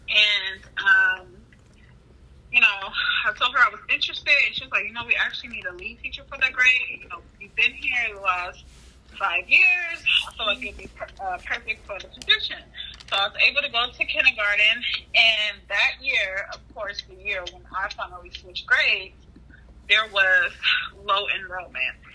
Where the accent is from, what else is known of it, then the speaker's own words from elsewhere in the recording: California, United States; also born or lived in Memphis, Tennessee; now in Dallas, United States; I am from California, just relocated to the Dallas Fort Worth area with my husband. I have four children.